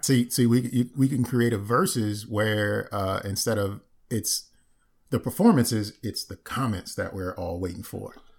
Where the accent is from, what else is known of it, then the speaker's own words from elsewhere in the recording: Maryland, United States; I'm from Maryland